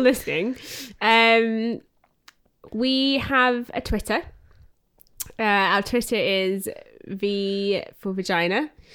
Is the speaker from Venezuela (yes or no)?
no; Australia; moved away as an adult; now in United Kingdom; growing up in Australia